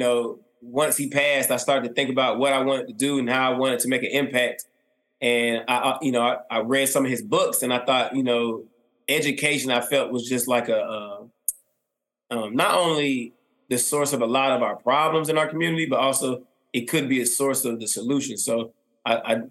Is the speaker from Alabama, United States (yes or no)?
no; East Point, Georgia, United States; I grew up in College Park, East Point, all my life